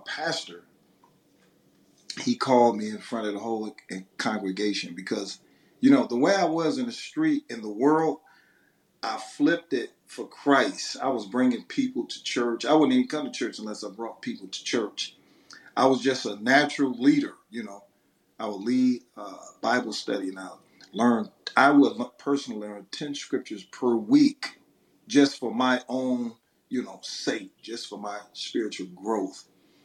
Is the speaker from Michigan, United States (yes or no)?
yes; Detroit, Michigan, United States; I'm from Detroit, Michigan